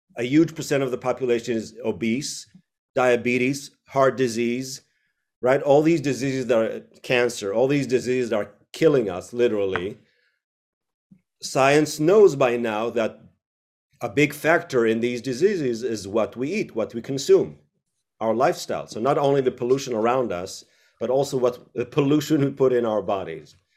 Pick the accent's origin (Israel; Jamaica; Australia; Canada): Israel; moved away; also born or lived in United States / Tel Aviv; I was born in the U S, but grew up in Israel.